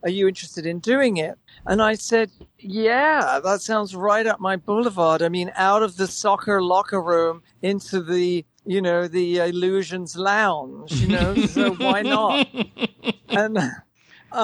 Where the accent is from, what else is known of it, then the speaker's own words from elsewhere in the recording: England, United Kingdom; moved away; also born or lived in Manchester; I grew up in England